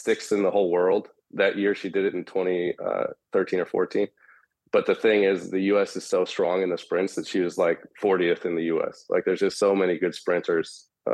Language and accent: English; San Jose, California, United States; I'm from San Jose, California